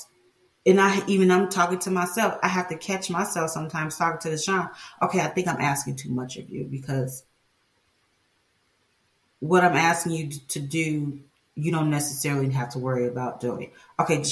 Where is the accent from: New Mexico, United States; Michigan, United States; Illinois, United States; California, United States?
Illinois, United States; Chicago; I grew up in Chicago